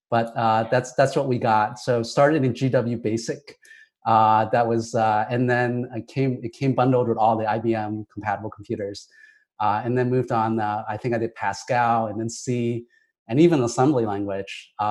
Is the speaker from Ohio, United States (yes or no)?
yes; Ohio, United States; also born or lived in Hong Kong; Um, I grew up in Hong Kong and Ohio, so two places that couldn't be more different.